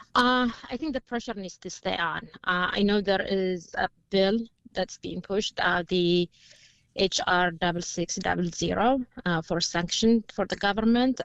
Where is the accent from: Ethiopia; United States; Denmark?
Ethiopia; Tigray; I'm from Tigray